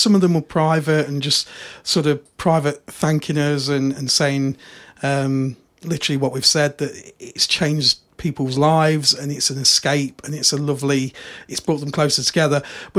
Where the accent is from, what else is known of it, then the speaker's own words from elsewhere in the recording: United Kingdom; we're British. We've got no spare room. Our houses are tiny.